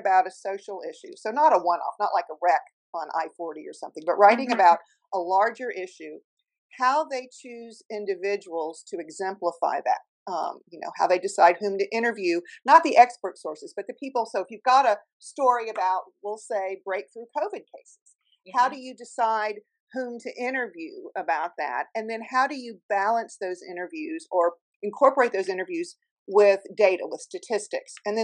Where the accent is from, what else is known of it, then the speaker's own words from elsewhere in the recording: Cincinnati, Ohio, United States; moved away as an adult; also born or lived in Tuscaloosa, Alabama; now in Chapel Hill, United States; I was born and raised in Cincinnati, Ohio